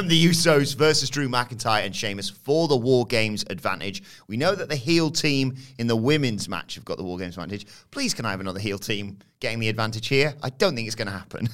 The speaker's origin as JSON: {"language": "English", "country": "United Kingdom", "said": "being British viewers"}